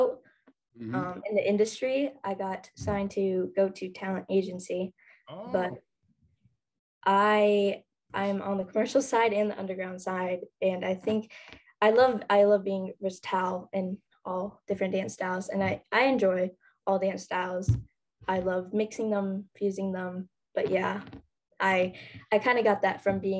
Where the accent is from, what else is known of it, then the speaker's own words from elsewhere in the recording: Minnesota, United States; I'm from Minnesota.